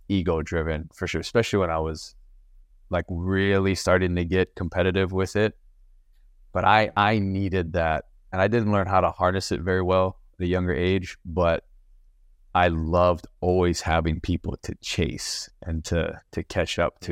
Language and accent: English; Maui, Hawaii, United States; I'm from Maui